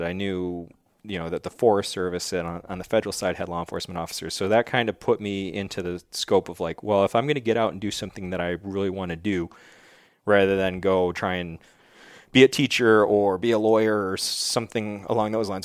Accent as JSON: {"language": "English", "town": "Wheatfield", "region": "New York", "country": "United States", "tie": "born or raised there", "moved": "as an adult", "lives_now": "New Hampshire, United States", "said": "I grew up in Wheatfield, New York, which is really like Niagara Falls"}